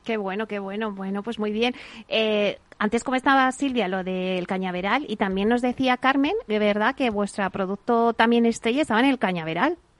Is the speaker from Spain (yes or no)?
yes; Alcalá de Henares, Community of Madrid, Spain; yo que soy de Alcalá